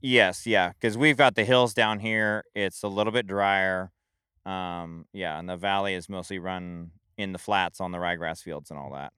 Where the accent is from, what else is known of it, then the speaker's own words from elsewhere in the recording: Springfield, Oregon, United States; I grew up in Springfield